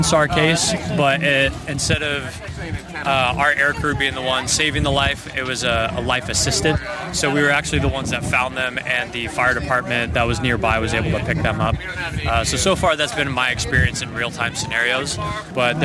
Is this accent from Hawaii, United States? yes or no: no; Arizona, United States; moved away as an adult; also born or lived in Alaska; originally I'm from Arizona